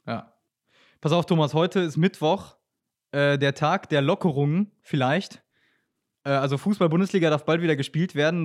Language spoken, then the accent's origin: German; near Welver, North Rhine-Westphalia, Germany; bin tatsächlich Dorfkind, das heißt, äh, ich äh, reise hier mal nach Paderborn an, aus der Nähe von Velva